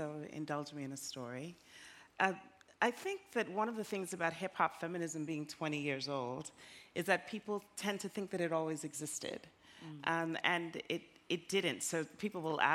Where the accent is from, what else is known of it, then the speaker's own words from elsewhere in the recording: New York, United States; also born or lived in Jamaica; I felt as a kid growing up in the South Bronx, a Jamaican immigrant